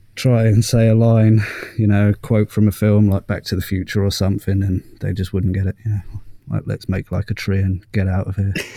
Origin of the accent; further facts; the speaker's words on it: Saint Paul, Minnesota, United States; I am from St. Paul, Minnesota